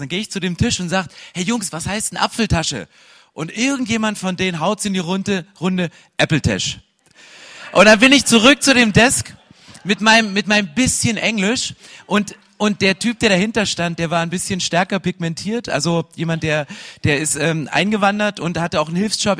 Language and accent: German; 80 km southeast of Dresden, Saxony, Germany; accent: Saxon; Ich bin in Ostdeutschland aufgewachsen, so 80 Kilometer südöstlich von Dresden. Damals stand die Mauer noch und es ist Sachsen.